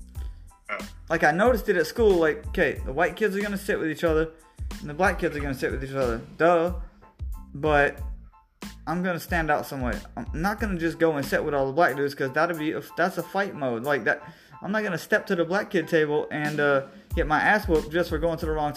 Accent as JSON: {"language": "English", "town": "Lake Wales", "region": "Florida", "country": "United States", "tie": "born or raised there", "said": "I'm 35 and from Florida, originally Central Florida, Lake Wales to be specific."}